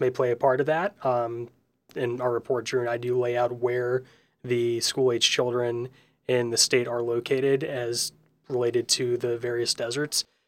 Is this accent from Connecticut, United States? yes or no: no; St. Louis, Missouri, United States; now in Indiana, United States; my home state of Missouri and, and Saint Louis in particular